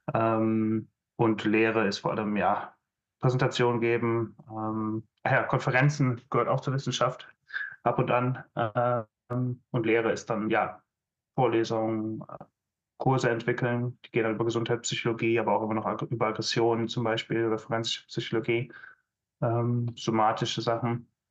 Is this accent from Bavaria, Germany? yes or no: no; Aachen, North Rhine-Westphalia, Germany; moved away as an adult; also born or lived in Maastricht, Netherlands; ich komme aus der Hochburg des Maschinenbaus, aus Aachen